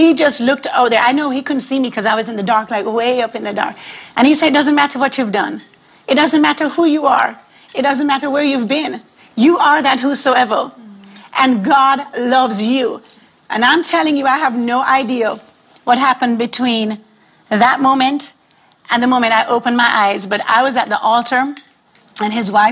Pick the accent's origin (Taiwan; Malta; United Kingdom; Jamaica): Jamaica; now in Arlington, United States; I was raised in a Rastafarian home in Jamaica